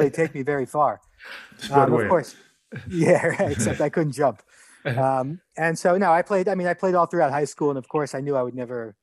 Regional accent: New York, United States; I grew up in New York.

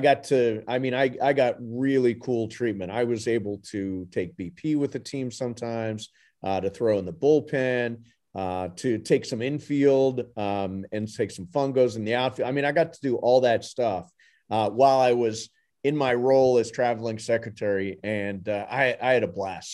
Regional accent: Ohio, United States; moved away as an adult; now in Southern California, United States; when I was growing up in Ohio

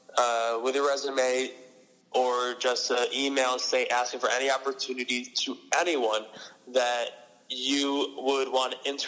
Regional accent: upstate New York, United States; moved away as an adult; now in Franklin, United States; I'm from upstate New York, and I go to school in Massachusetts. I feel like I'm living in from Massachusetts just because I spent a lot of my time here, because last year I lived at my college. I go to Dean College in Franklin, Mass.

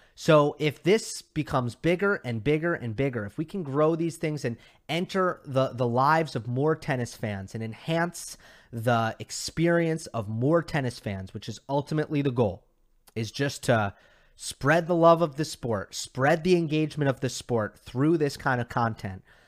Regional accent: New York, United States; now in Los Angeles, United States; I'm a New Yorker

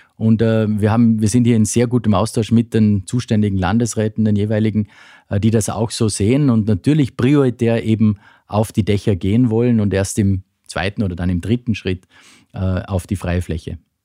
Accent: western Austria, Austria; bei uns im Westen Österreichs

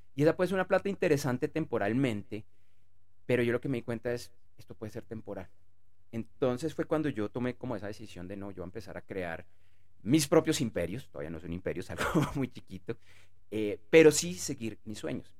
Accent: Bogotá, Colombia; yo soy de Bogotá, Colombia

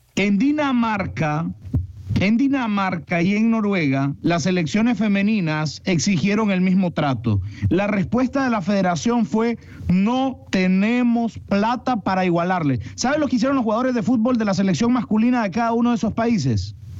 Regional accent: Nicaragua; como nicaragüense, como amante del azul y blanco

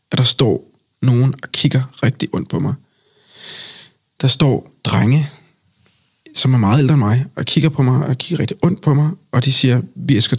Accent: Colombia; For jeg har sagt, øh, Colombia er mit land. Og jeg mm. mener selvfølgelig, at jeg kommer fra Colombia.

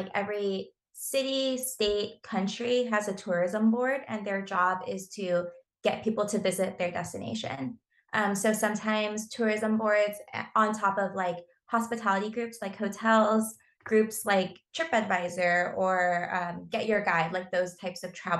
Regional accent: Southern California, United States; I grew up in Southern California

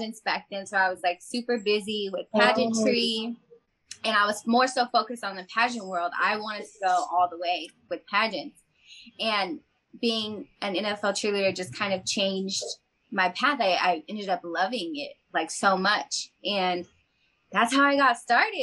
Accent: Sacramento, California, United States; moved away; I'm from Sacramento

